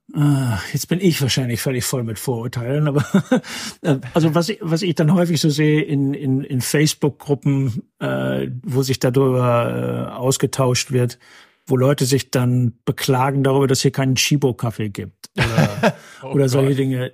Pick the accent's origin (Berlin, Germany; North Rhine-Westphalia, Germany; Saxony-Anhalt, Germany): North Rhine-Westphalia, Germany; moved away as an adult; now in Massachusetts, United States; ich bin gebürtiger Westfaler